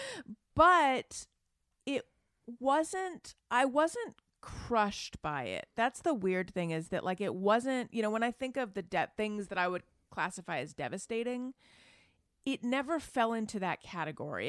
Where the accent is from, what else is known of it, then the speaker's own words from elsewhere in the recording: Orange County, California, United States; also born or lived in Oakland, California; I grew up in Orange County, conservative, Republican